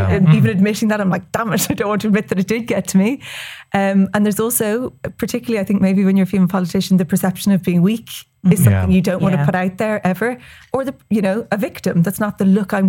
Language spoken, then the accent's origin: English; West Cork, Munster, Ireland; I'm from West Cork